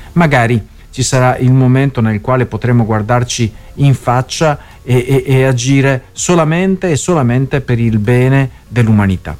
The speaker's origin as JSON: {"language": "Italian", "region": "Veneto", "country": "Italy", "accent": "Venetian", "said": "la rubrica Parole al Vento dal Veneto. Si sente già il mio, il mio accento"}